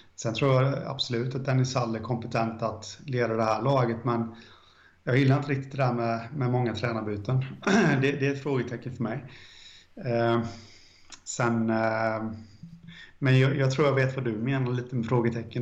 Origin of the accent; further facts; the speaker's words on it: Jönköping, Jönköping County, Sweden; jag är från Guldstaden, Jönköping